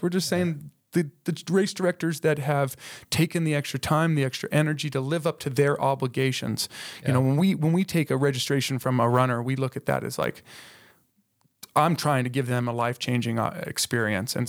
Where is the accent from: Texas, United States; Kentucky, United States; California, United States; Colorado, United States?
Colorado, United States; Colorado Springs; moved away as an adult; now in Moab, United States; we're from Colorado. So all yeah. the races that we have in Colorado Springs, those are the places I grew up